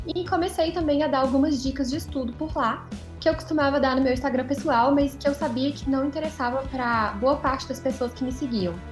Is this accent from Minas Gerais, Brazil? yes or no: yes; Belo Horizonte, Minas Gerais, Brazil; eu sou de BH